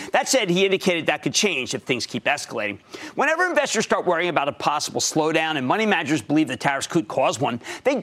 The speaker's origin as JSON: {"language": "English", "town": "Philadelphia", "region": "Pennsylvania", "country": "United States", "tie": "born or raised there", "said": "my hometown as the bank expands to Philly."}